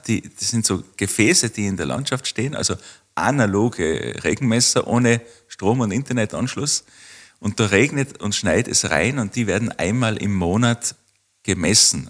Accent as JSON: {"language": "German", "town": "Waidring", "region": "Tyrol", "country": "Austria", "tie": "born or raised there", "said": "da wo ich aufgewachsen bin, das ist Weidring im Bezirk Kitzbühel"}